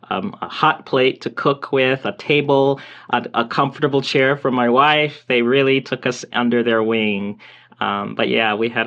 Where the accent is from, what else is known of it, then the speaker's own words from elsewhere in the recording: Milledgeville, Georgia, United States; moved away as an adult; now in Bloomington, United States; I'm I'm from Georgia, a little town in Georgia. Um, people probably haven't heard of it. It's maybe they've heard of the city of Macon, Georgia, if they've heard of, and it's near Macon. It's called Milledgeville, Georgia